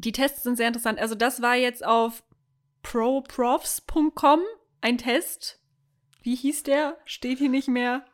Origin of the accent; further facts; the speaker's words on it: Germany; Wir als Deutsche